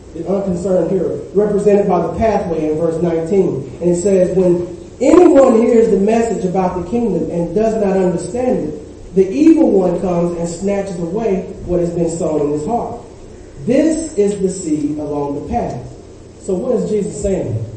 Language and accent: English; the South, United States; I grew up in the South